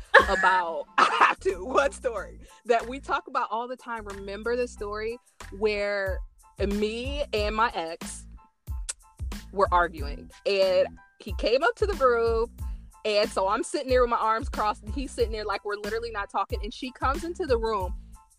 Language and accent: English; Indiana, United States; now in Chicago, United States; I'm from Indiana